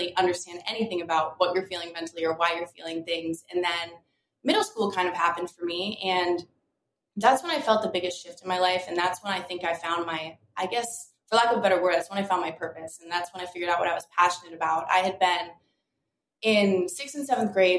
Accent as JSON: {"language": "English", "town": "Delray Beach", "region": "Florida", "country": "United States", "tie": "born or raised there", "said": "I grew up in Delray Beach, Florida. So South Florida, always in the ocean, always by the water."}